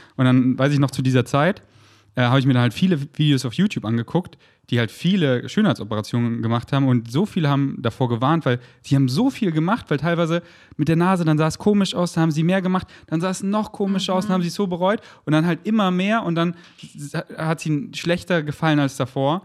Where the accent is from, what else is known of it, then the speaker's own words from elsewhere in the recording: Munich, Bavaria, Germany; now in Berlin, Germany; drei Monate in München, wo ich herkomme, und habe mir mein Kinderzimmer wieder richtig schön gemacht